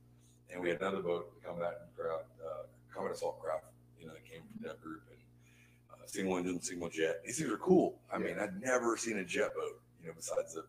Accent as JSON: {"language": "English", "area": "outside of Houston", "region": "Texas", "country": "United States", "tie": "born or raised there", "also_born_or_lived": "San Diego, California / Waveland, Mississippi", "moved": "as an adult", "said": "I'm from, you know, from outside of Houston and living in San Diego."}